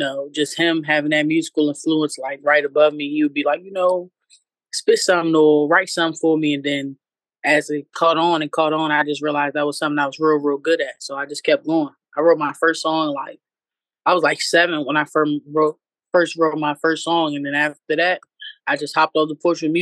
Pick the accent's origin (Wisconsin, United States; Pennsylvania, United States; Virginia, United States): Virginia, United States; Alexandria; I'm from Northern Virginia. I started in Alexandria. That's where my peoples is from and everything like that. And, you know, just growing up in VA for real